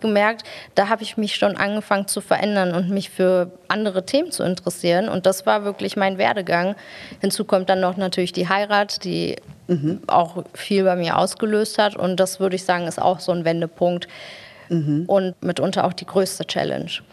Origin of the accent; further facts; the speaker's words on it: Germany; bin ich in der Kinderarmut groß geworden, die in Deutschland einfach ein großes Thema ist